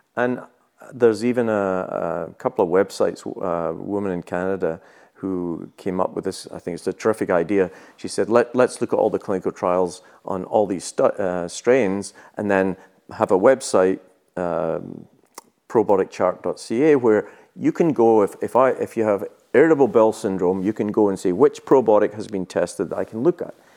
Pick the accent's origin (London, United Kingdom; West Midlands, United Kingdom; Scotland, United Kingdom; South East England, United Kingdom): Scotland, United Kingdom; moved away as an adult; also born or lived in New Zealand; I was born in Scotland